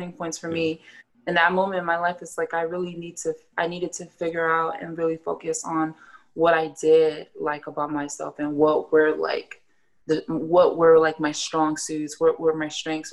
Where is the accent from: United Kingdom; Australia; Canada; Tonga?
Tonga; I'm Tongan